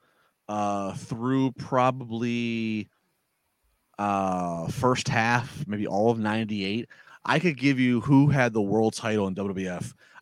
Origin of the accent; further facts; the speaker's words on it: Maryland, United States; I grew up in Maryland